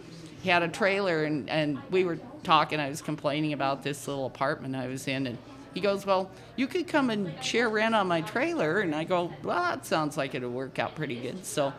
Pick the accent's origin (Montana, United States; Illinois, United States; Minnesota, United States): Montana, United States; Butte; also born or lived in Dickinson, North Dakota; Over there, you'd say, well, I'm from Butte, Montana.